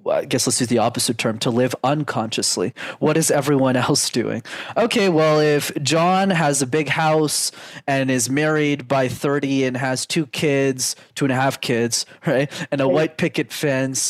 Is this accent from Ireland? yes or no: no; Canada; I was born and raised in Canada, first world country.